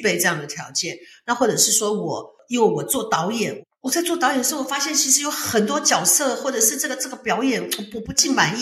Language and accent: Chinese; Taichung, Taiwan; 我出生在台中，那时候父母亲的工作在台中。然后台中那个时候，他们父母亲两个认识的这个地方叫做文化工作大队，它是隶属这个中国国民党省党部的一个